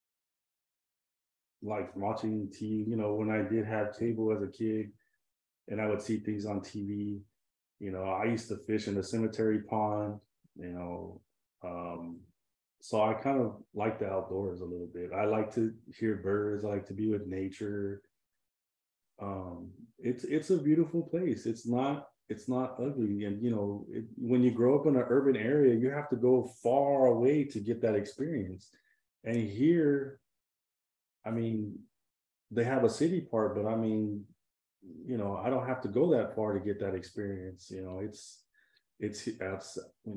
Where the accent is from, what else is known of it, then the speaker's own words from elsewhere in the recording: California, United States; moved away as an adult; also born or lived in San Diego; now in South Texas, United States; I'm from California